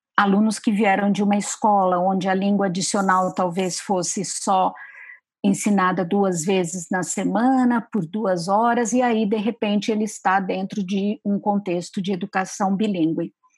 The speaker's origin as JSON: {"language": "Portuguese", "region": "São Paulo", "country": "Brazil", "said": "eu sou de São Paulo"}